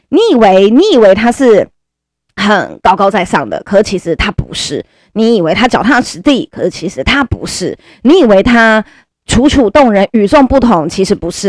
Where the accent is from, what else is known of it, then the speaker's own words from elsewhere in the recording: Caotun, Nantou County, Taiwan; 我们我家乡南投草屯那一边